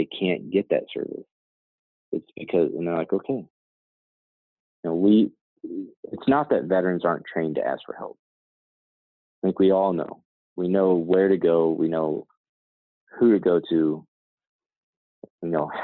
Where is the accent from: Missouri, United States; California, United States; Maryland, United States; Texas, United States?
Missouri, United States; Branson; also born or lived in Alaska; I grew up in, I graduated high school in Branson, Missouri.